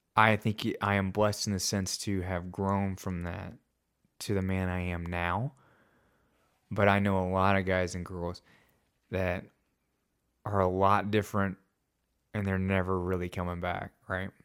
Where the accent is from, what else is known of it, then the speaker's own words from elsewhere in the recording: Hot Springs, Arkansas, United States; It was in Hot Springs, so it was in my hometown